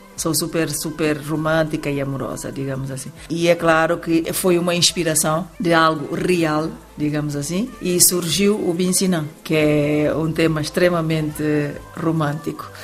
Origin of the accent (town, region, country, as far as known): Guinea-Bissau